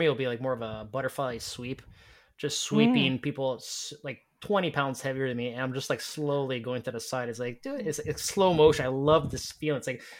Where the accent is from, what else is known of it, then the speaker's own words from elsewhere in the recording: Montreal, Quebec, Canada; because I'm from Montreal